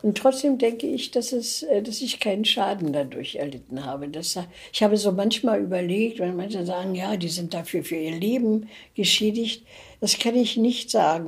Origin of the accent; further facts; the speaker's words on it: Germany; moved away as an adult; also born or lived in West Germany; Deutschland war geteilt, ich lebte im Ostteil. Dann kam der Mauerbau, war ich auch im Osten, dann mhm. bin ich in mhm. den Westen geflohen